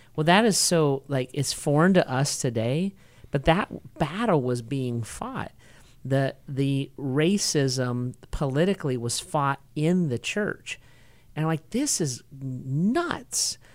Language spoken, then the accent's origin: English; United States; as an American